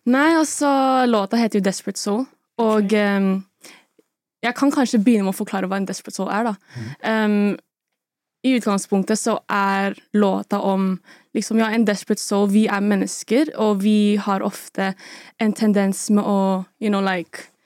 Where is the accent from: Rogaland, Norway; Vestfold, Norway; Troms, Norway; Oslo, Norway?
Oslo, Norway; Jeg er fra Oslo, Sagene